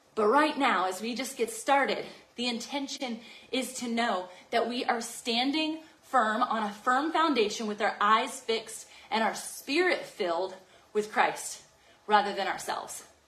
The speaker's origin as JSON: {"language": "English", "town": "Virginia Beach", "region": "Virginia", "country": "United States", "tie": "born or raised there", "said": "It'll be in Virginia Beach, Virginia, and that's my hometown"}